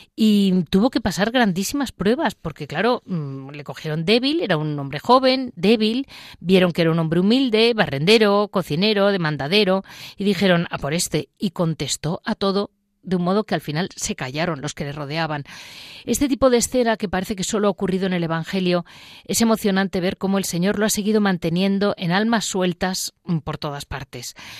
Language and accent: Spanish; Madrid, Community of Madrid, Spain; como madrileña